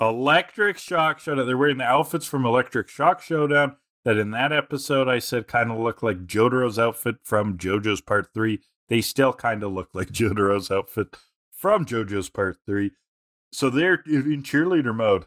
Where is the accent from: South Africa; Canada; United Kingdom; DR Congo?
Canada; as a Canadian